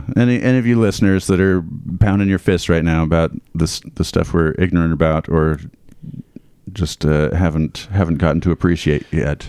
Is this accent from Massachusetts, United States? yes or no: no; Iowa, United States; it's painful growing up in Iowa.